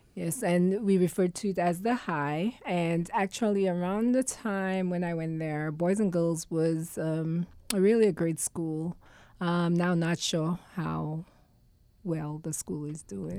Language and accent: English; St. Lucia; also born or lived in New York / Oswego, New York; now in Connecticut, United States; growing up in St. Lucia, we had freedom